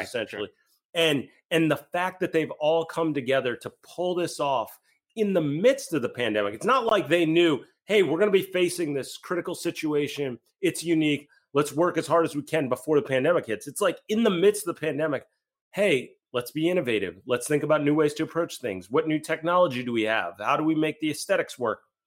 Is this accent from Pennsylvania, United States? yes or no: yes; West Chester, Pennsylvania, United States; I'm from Westchester.